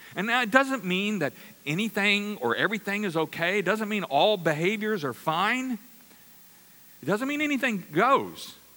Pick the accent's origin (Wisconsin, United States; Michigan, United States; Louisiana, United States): Louisiana, United States; I'm from Louisiana